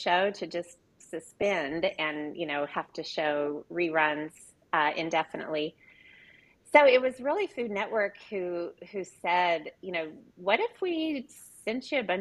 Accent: Oklahoma, United States; also born or lived in Los Angeles; I grew up in Oklahoma

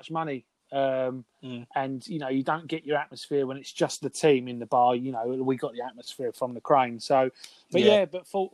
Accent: Basildon, East of England, United Kingdom; growing up in Basildon

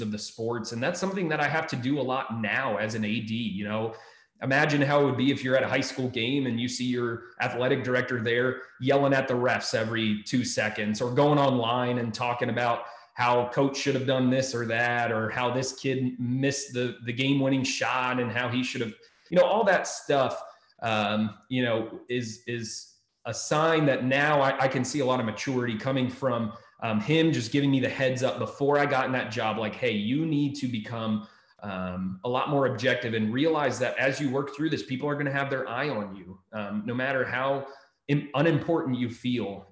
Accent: Maryland, United States; moved away as an adult; also born or lived in Texas; now in Ohio, United States; I grew up in Maryland. I've been a little bit all over the country at some point, but grew up in Maryland

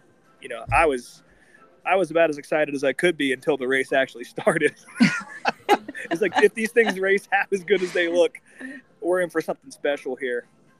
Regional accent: Albuquerque, New Mexico, United States; my hometown bias, but the Albuquerque airport is amazing.

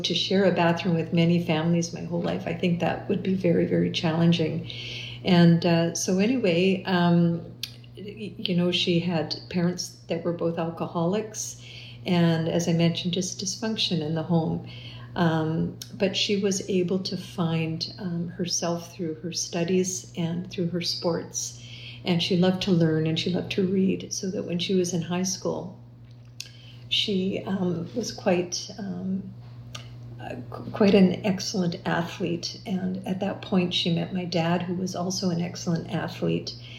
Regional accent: Winnipeg, Manitoba, Canada; moved away as an adult; now in London, Canada; I was born and raised in Winnipeg, and we raised our three daughters in Winnipeg

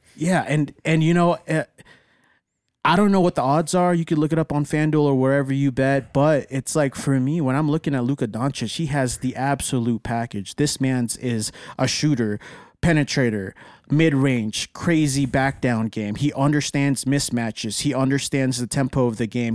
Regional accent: Dallas, Texas, United States; I'm from Dallas.

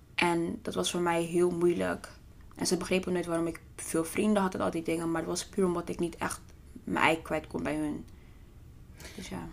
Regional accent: The Hague, South Holland, Netherlands; ik ben geboren en getogen in Den Haag

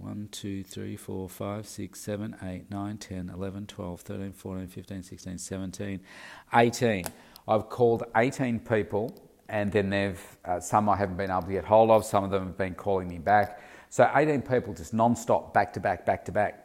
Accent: Victoria, Australia; in my country, in Australia, particularly in my home state of Victoria

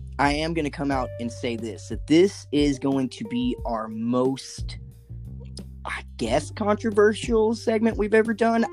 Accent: central Arkansas, United States; I'm from Arkansas. We need to be clear about that. I was born and fucking raised in central Arkansas

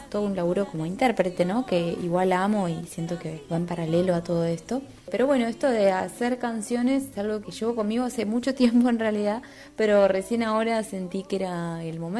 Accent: Tierra del Fuego, Argentina; soy artista fueguina.

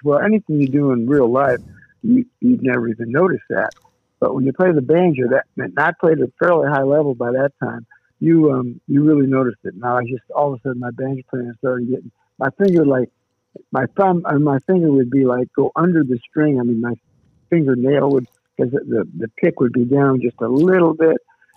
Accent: Pennsylvania, United States; born or raised there; also born or lived in Nashville, Tennessee; now in Charleston, United States

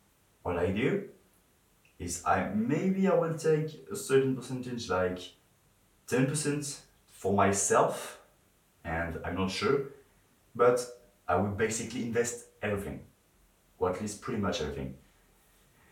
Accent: France; English is a second language; I'm not English. I'm French, and sometimes I struggle a bit to talk in English

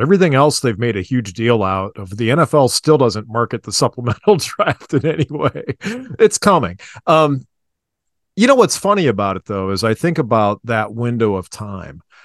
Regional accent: Cleveland, Ohio, United States; I grew up in the eighties, not really understanding why, because it was just my hometown

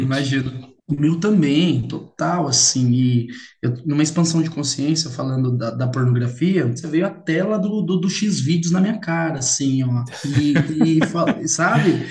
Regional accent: Limeira, São Paulo, Brazil; Eu sou de Limeira, São Paulo.

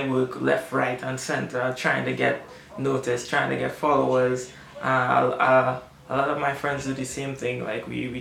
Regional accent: Trinidad & Tobago; I only have myself as a Trinidadian artist

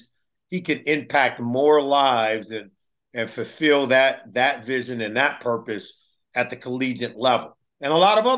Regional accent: California, United States; I'm a California kid growing up on the West Coast

